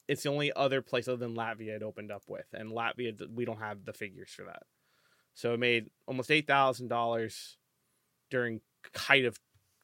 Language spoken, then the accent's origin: English; United States; I'm American.